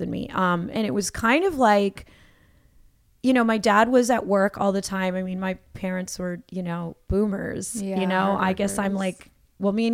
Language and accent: English; New Jersey, United States; also born or lived in Los Angeles; now in Brooklyn, United States; I grew up in New Jersey. I grew up in New Jersey.